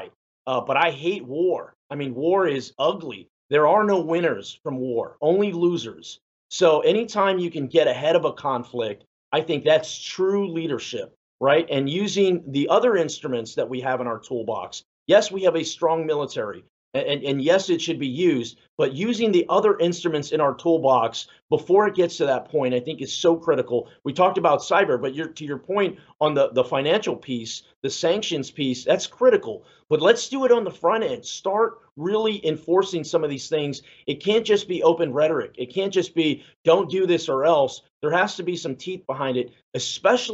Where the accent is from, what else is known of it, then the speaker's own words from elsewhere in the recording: San Antonio, Texas, United States; I'm Mexican American, you know, and I'm from San Antonio